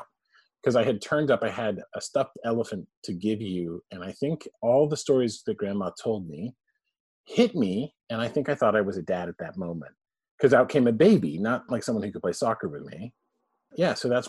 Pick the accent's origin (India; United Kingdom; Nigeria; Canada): Canada; born there; I mean, I was born in Canada. We had parents who were British.